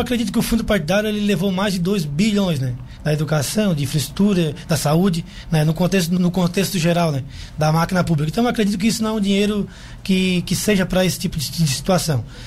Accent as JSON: {"language": "Portuguese", "town": "Jaguaruna", "region": "Santa Catarina", "country": "Brazil", "tie": "born or raised there", "said": "sou natural do município de Jaguaruna, sou... sou nascido no hospital de, de, Jaguaruna, me criei no bairro Campo Bom"}